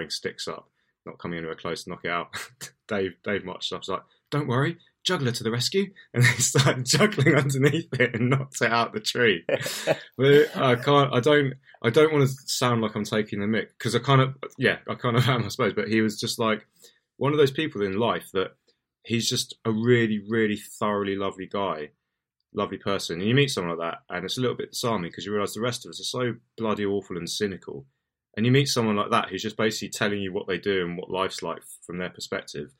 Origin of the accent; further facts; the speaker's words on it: United Kingdom; being British